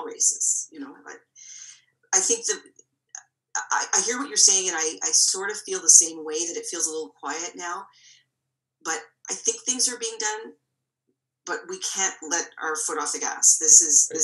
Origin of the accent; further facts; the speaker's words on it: Toronto, Ontario, Canada; I'm born and raised in Toronto.